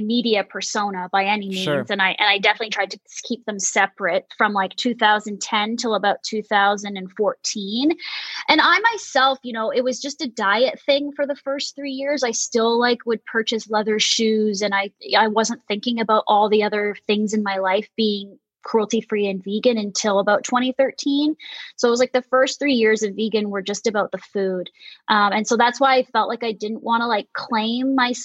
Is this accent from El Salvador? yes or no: no; Mississauga, Ontario, Canada; I grew up in a place called Mississauga, Ontario, which is in Canada, just outside of Toronto, the suburbs